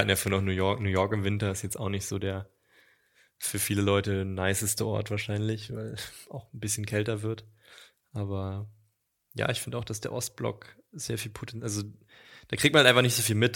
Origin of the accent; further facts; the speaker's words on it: East Germany, Germany; moved away as an adult; Also ich bin im Osten geboren und 18 Jahre habe ich im Osten gelebt, natürlich nach der Wende.